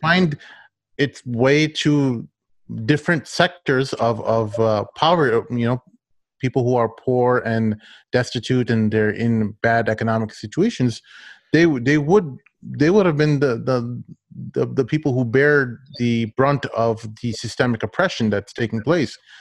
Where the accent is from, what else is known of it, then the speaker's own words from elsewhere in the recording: United States; as an American